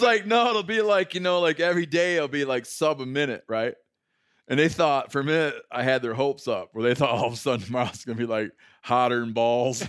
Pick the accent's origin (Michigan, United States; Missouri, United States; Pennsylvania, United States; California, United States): Michigan, United States; growing up in Michigan